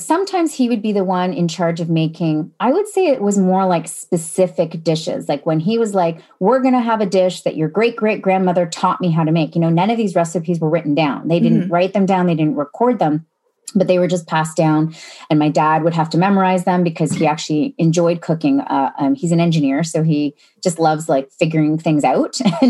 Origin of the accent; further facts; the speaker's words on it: Sarnia, Ontario, Canada; I grew up in Sarnia, Ontario, which is about 3.5 hours southwest of Toronto.